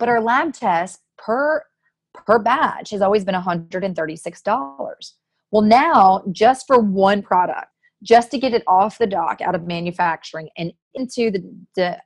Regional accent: Tennessee, United States; now in California, United States; the Nashville Film Festival, which is my home state, I went back

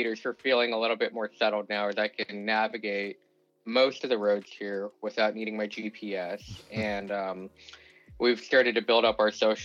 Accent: Seattle, Washington, United States; moved away as an adult; also born or lived in Tennessee; now in Hawaii, United States; growing up in Seattle and really just only knowing that place to be home

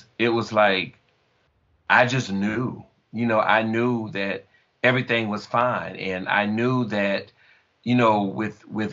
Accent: Jupiter, Florida, United States; moved away; speaking from Florida, Jupiter, Florida, and the way that we're from the South.

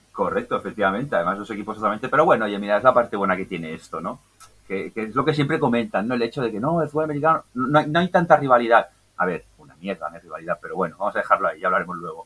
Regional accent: L'Hospitalet de Llobregat, Catalonia, Spain; yo soy de, Hospitalet de Belviche, Belviche República Independiente

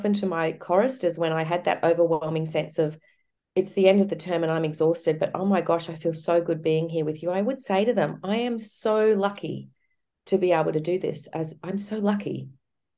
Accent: Cairns, Queensland, Australia; I grew up in Cairns

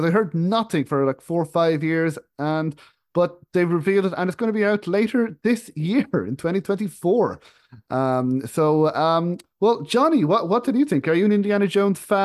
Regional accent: Ireland; moved away; my home where I grew up in Ireland

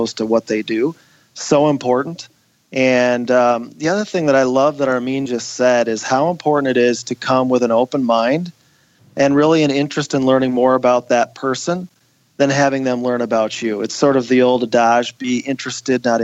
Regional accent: Wadena, Minnesota, United States; my hometown of Wadena

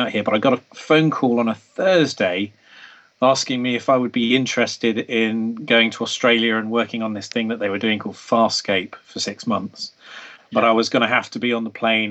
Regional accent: England, United Kingdom; being English

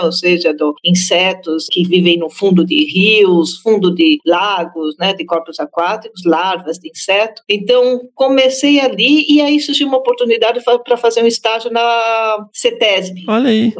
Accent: São Paulo, Brazil; moved away as an adult; also born or lived in Canada; eu sou nascida em São Paulo, na cidade de São Paulo, mas eu passei uma parte da minha vida no Canadá e em alguns outros países também

